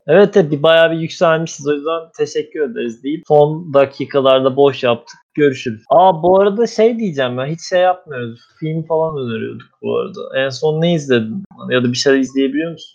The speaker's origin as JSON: {"language": "Turkish", "region": "Anatolia", "country": "Turkey", "said": "bir Anadolu çamarı olarak"}